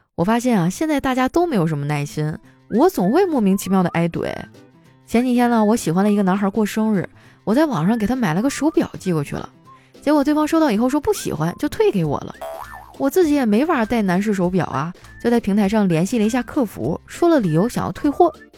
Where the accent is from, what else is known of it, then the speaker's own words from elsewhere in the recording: Northeast China, China; 我们东北人呢，都是这么排解情绪的